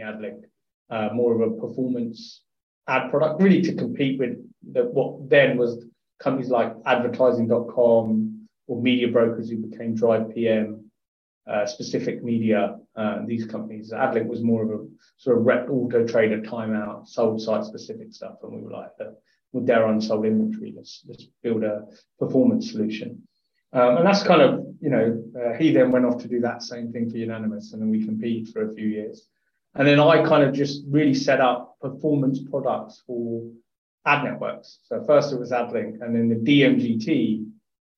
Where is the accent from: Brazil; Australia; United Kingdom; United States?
United Kingdom; Hertfordshire, East of England; I grew up in Hertfordshire, looked down from Letchworth